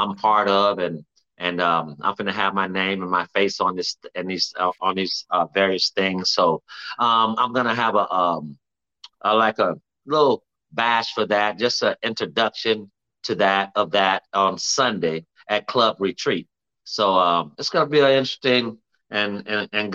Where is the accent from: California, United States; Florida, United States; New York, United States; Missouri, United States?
Florida, United States; moved away as an adult; also born or lived in Texas; I'm from Florida